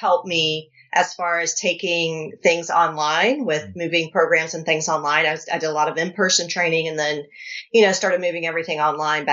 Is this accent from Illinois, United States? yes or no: no; North Carolina, United States; I'm from North Carolina